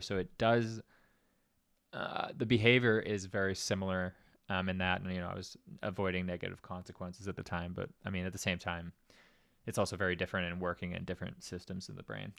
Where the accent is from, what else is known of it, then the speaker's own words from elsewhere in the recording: Winnipeg, Manitoba, Canada; also born or lived in Greenwich, Connecticut; a kid from Winnipeg